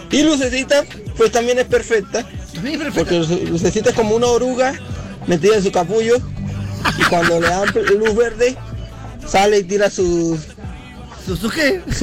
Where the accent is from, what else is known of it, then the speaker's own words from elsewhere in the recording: Venezuela; now in Peru; llegué acá al Perú, soy venezolano